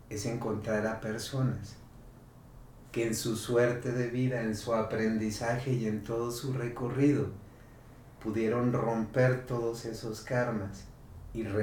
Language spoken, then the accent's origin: Spanish; El Batán, Jalisco, Mexico; en el Batán, yo soy del Batán, me bajaba en el santuario